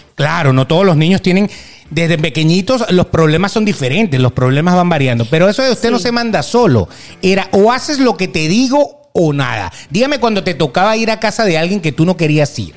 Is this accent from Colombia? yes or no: no; Venezuela; yo soy papá y soy venezolano